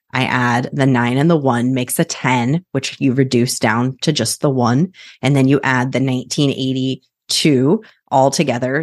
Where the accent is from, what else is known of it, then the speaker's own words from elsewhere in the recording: Kansas, United States; was born and raised in Kansas